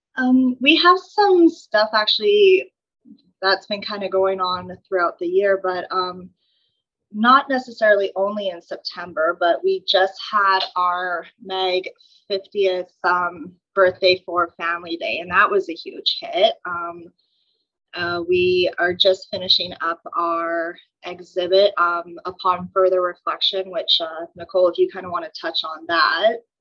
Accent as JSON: {"language": "English", "town": "Red Deer", "region": "Alberta", "country": "Canada", "tie": "born or raised there", "said": "I was born and raised in Red Deer"}